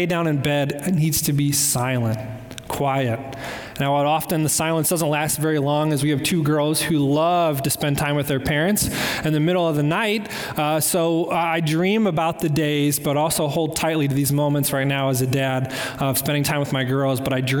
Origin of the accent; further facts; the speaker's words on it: Cleveland, Ohio, United States; I'm from Cleveland